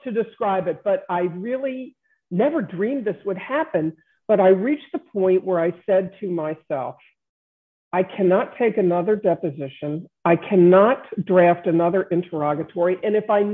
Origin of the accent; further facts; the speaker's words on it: Baltimore, Maryland, United States; I was born and raised in Baltimore